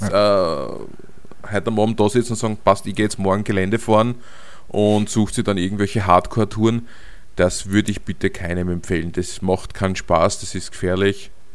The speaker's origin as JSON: {"language": "German", "country": "Austria", "said": "als Europäer, also als Österreicher"}